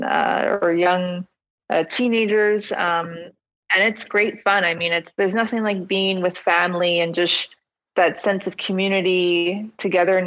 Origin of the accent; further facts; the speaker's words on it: Ottawa, Ontario, Canada; I grew up in Ottawa.